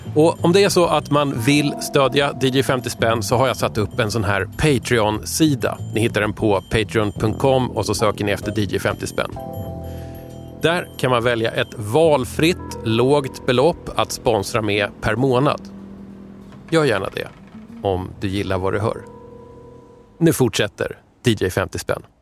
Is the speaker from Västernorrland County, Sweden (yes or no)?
no; Tyresö, Stockholm County, Sweden; Tyresö-feelingen där jag växte upp också